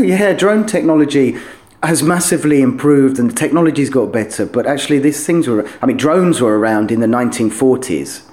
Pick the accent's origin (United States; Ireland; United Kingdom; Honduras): United Kingdom; London; moved away as an adult; also born or lived in Doncaster / Cornwall; now in Kharkiv, Ukraine; I grew up in London until I was a kind of teenager.